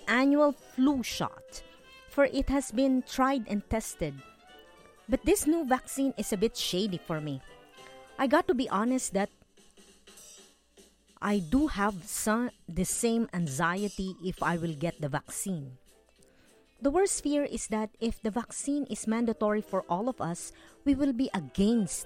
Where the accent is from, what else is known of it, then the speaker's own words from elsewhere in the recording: Philippines; I grew up learning in the Philippines from my elementary and high school teachers